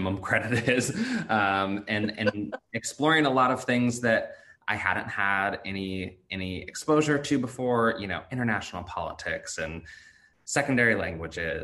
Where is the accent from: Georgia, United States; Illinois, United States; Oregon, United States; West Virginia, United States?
Oregon, United States; Salem; college education in my hometown, Willamette University in Salem, Oregon